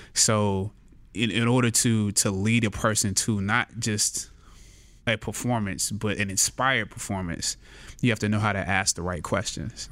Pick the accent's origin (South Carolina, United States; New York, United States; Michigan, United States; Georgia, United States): South Carolina, United States; Anderson; born or raised there